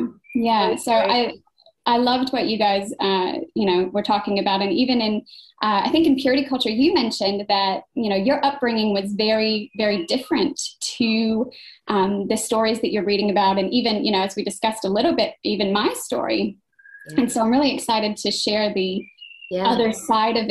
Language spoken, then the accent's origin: English; United States; moved away as an adult; now in Brisbane, Australia; I'm an American living in Australia.